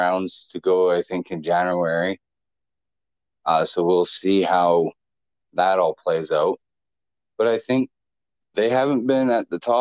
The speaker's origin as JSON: {"language": "English", "country": "Canada", "said": "I'm Canadian"}